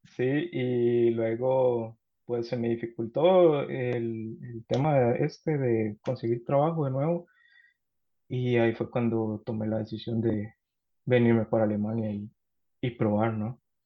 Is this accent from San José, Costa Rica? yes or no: yes; San José, Costa Rica; moved away as an adult; now in Karlsruhe, Germany; yo soy de Costa Rica